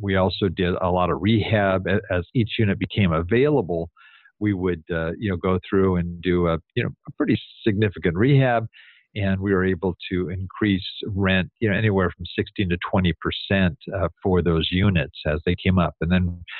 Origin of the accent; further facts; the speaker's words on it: Southern California, United States; I'm from Southern California.